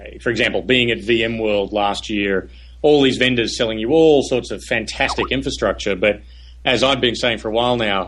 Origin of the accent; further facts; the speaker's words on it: Australia; moved away as an adult; also born or lived in Silicon Valley; now in United States; I'm Australian. When I moved to Silicon Valley in early 96